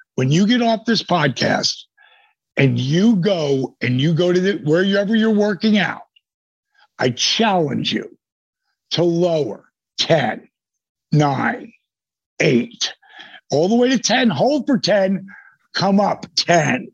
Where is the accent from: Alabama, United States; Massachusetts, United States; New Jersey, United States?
New Jersey, United States; Point Pleasant; that's where I grew up in the Jersey Shore.